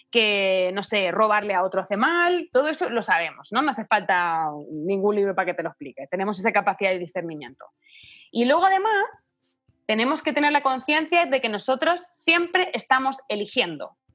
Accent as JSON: {"language": "Spanish", "country": "Chile", "tie": "born there", "said": "un poco porque nacimos en Chile, ¿no?"}